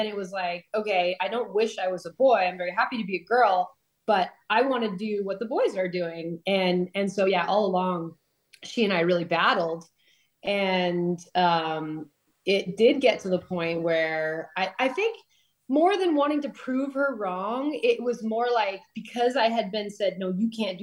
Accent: Palos Verdes, California, United States; I grew up in Los Angeles area, but like far from the city, kind of in the southern Los Angeles County. There's a town called Palos Verdes

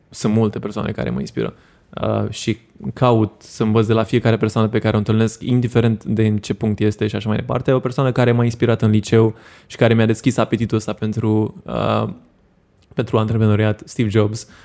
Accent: Romania; unde cred eu că avem noi marea șansă ca români, e în a deveni o țară de freelanceri.

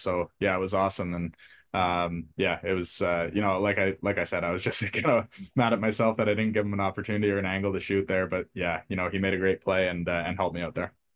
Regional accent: Port Hope, Ontario, Canada; I grew up in Port Hope, Ontario

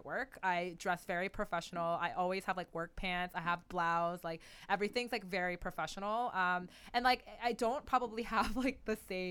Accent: Canada; growing up in Canada

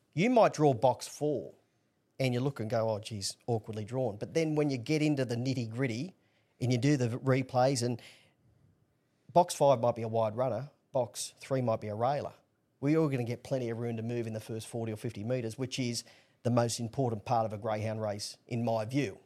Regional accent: Newcastle, New South Wales, Australia; born and bred in Newcastle

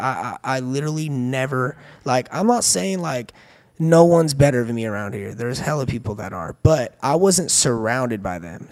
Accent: the Bay Area, California, United States; also born or lived in Hayward; I'm from the Bay.

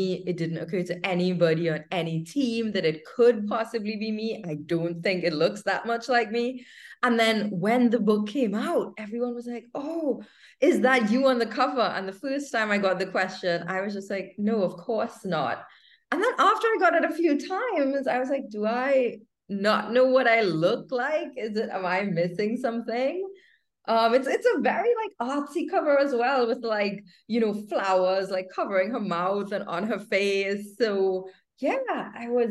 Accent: Trinidad & Tobago; moved away as an adult; also born or lived in United Kingdom; I am born and raised in Trinidad and Tobago in the Caribbean

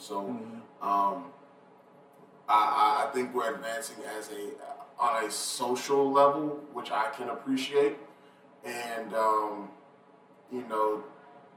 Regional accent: Atlanta, Georgia, United States; I'm glad I'm from here

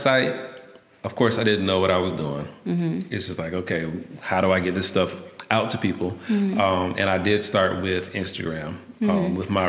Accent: Alabama, United States

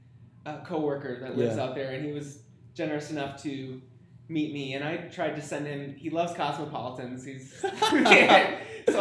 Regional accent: Wisconsin, United States; growing up in Wisconsin

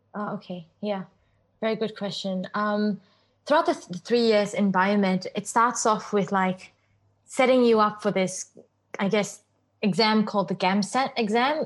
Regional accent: Singapore; I grew up in Singapore and I went to Crescent Girls School

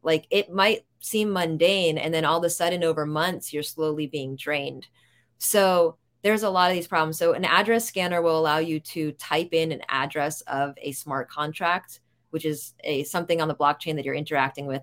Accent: New York, United States; I'm a New Yorker

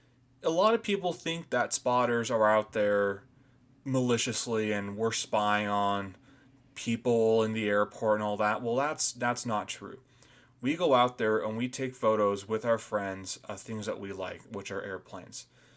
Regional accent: Boise, Idaho, United States; born there; So, I was born here in Boise, Idaho

